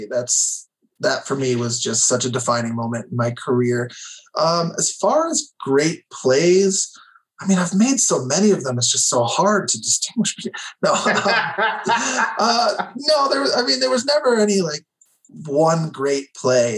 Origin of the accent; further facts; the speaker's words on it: Illinois, United States; also born or lived in New Hampshire; I grew up in Illinois